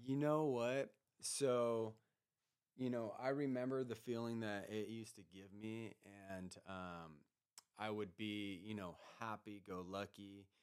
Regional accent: Grass Valley, California, United States; I grew up uh, up in Grass Valley.

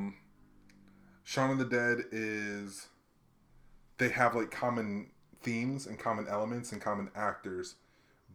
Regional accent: Hawaii, United States; I grew up in Hawaii

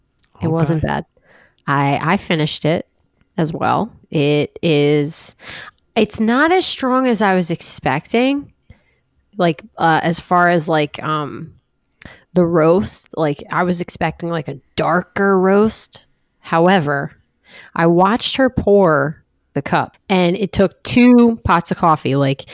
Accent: Philadelphia, Pennsylvania, United States; We're from Philly. Like, we were born in Wawa. Everyone from Philly was, like, fucking born in Wawa.

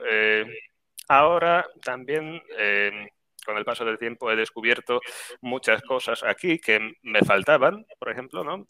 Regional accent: Grudziądz, Kuyavian-Pomeranian Voivodeship, Poland; Spanish is a second language; moved away as an adult; also born or lived in Seville, Spain / Zaragoza, Spain; now in Las Palmas, Spain; en Grudziądz, de donde soy yo

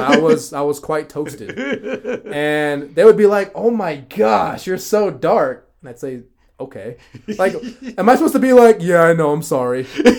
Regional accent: United States; also born or lived in California / Brazil; I'm from the United States. I'm American.

